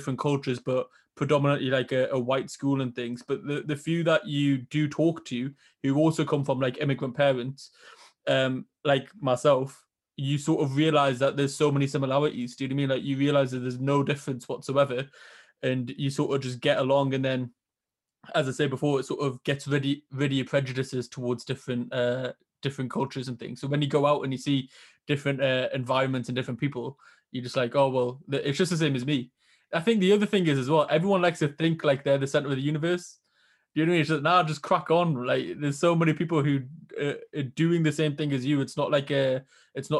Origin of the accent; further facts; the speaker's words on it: Newcastle upon Tyne, North East England, United Kingdom; growing up in Newcastle here